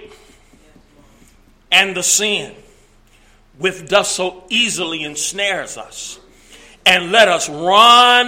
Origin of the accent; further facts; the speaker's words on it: East St. Louis, Illinois, United States; I'm from East St. Louis